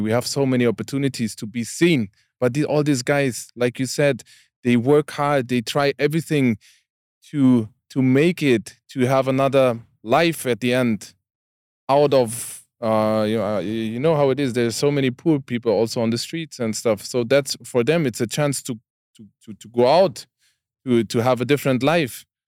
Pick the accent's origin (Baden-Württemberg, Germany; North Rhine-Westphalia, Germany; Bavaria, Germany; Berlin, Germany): Baden-Württemberg, Germany; Karlsruhe; English is a second language; I, I'm from Karlsruhe, that city